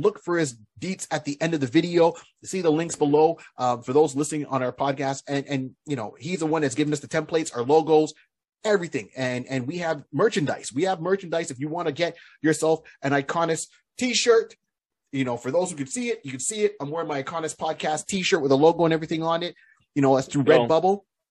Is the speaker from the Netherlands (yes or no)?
no; Canada; we're Canadian